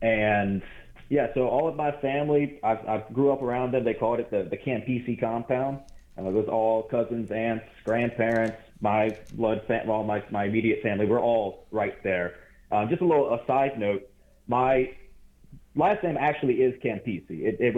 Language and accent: English; White Castle, Louisiana, United States; also born or lived in Baton Rouge, Louisiana; Yeah, so I was born in Baton Rouge, where I'm currently living now, but I was brought up and raised in a town called White Castle. It's a really small town.